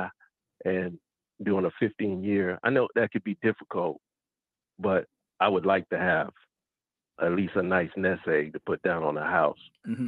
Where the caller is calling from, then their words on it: Georgia, United States; I'm calling from Georgia.